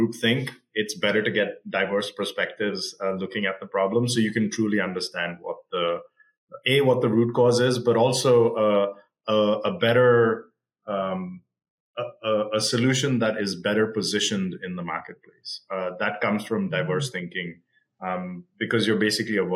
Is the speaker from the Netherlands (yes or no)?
no; Australia; moved away as an adult; now in Bay Area, United States; I grew up in Australia